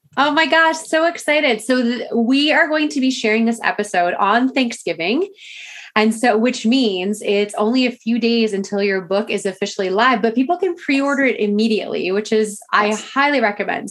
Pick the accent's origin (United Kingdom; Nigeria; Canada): Canada; I'm Canadian